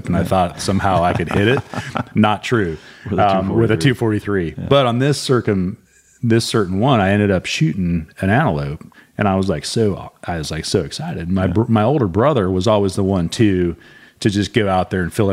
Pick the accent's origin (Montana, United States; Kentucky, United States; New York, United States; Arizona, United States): Montana, United States; moved away as an adult; as a kid growing up in Montana.